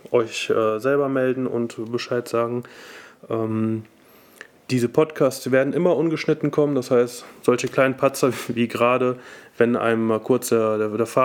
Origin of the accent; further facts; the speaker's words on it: Cologne, North Rhine-Westphalia, Germany; äh, ich komme aus Köln und äh, bin Mitglied des Team Alfila.